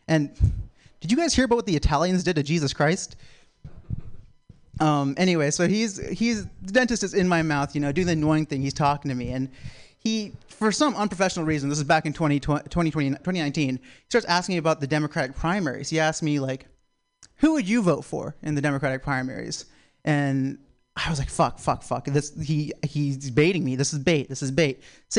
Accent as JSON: {"language": "English", "town": "Florence", "region": "South Carolina", "country": "United States", "said": "I'm from Florence, South Carolina, and I just found out you guys have been calling it the Civil War."}